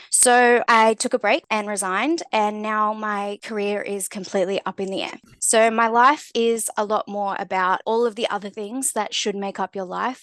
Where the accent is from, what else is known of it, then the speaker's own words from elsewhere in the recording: Australia; growing up in Australia, we're very, um, you know, sports-driven